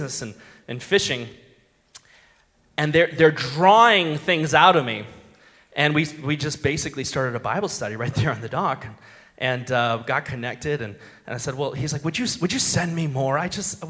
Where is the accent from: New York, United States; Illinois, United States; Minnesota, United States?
Minnesota, United States; I'm from Minnesota